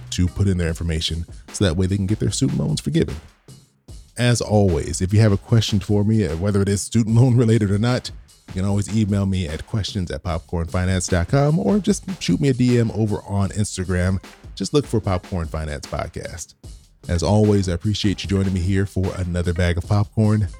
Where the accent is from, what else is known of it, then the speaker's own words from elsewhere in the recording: California, United States; my home state, are California